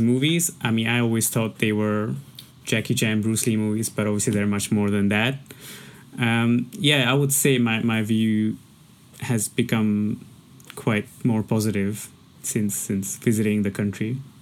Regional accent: India; now in Hong Kong

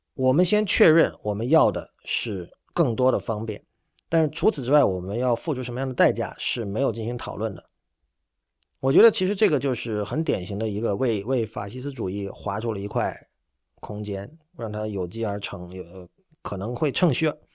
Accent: China; 我们中国人

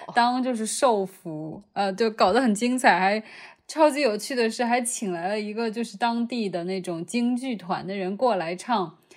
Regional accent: China; moved away; also born or lived in United States; 我觉得我还是中国人，我只是去上学的

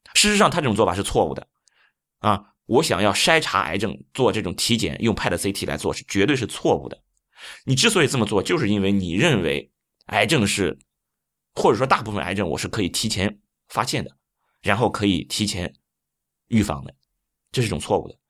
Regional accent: China; 我们中国人

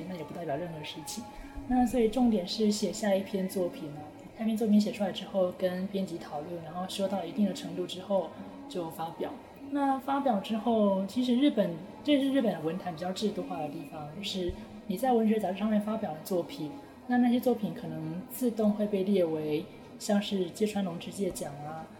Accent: Taiwan; first language Chinese; moved away as an adult; now in Japan; 我毕竟在台湾生活了二十几年，然后才到日本来

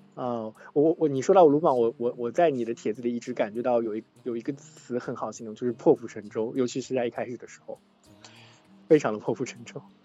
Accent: Xuzhou, Jiangsu, China; moved away; also born or lived in Shanghai; 我老家在衢州

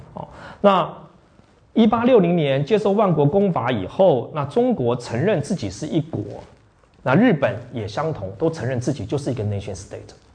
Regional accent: Taiwan; also born or lived in Yonghe, New Taipei; 我们台湾

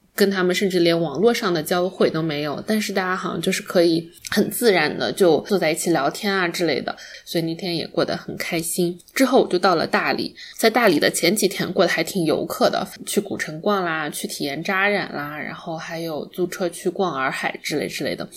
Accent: Wenzhou, Zhejiang, China; 因为我是温州的嘛，然后我们那边肯定是家家户户都有个店或者厂的那种，所以就一到寒暑假，我妈就会拉我在她的店里面坐着

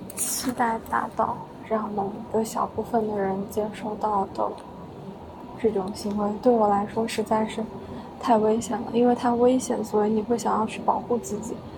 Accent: Guangdong, China; now in Guangzhou, China; 作为一个潮汕人，我也不爱喝茶

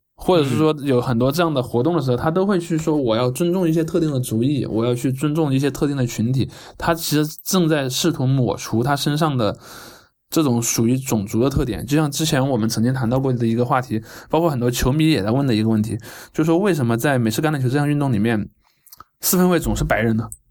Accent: China; 他唱国歌不会像我们中国这样就弄得那么严肃

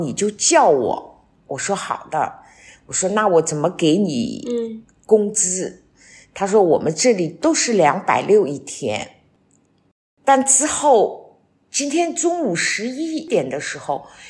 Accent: Shanghai, China; moved away as an adult; now in Wuyishan, China; 我作为一个上海人，现在移居到了武夷山

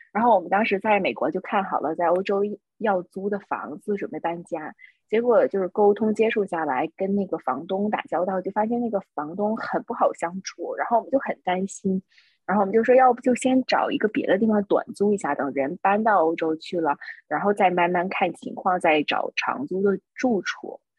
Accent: Northeast China, China; accent: Northeastern; moved away as an adult; also born or lived in Seattle, United States; now in Europe; 用我们东北话说就是精神头儿特别足

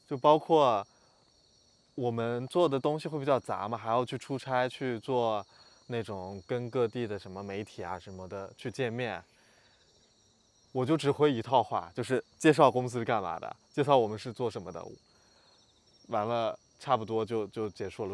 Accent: Lanzhou, Gansu, China; moved away; 我在兰州出生长大

